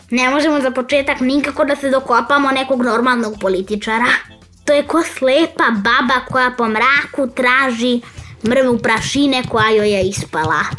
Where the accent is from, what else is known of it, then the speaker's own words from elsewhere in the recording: Serbia; ja sam iz Srbije.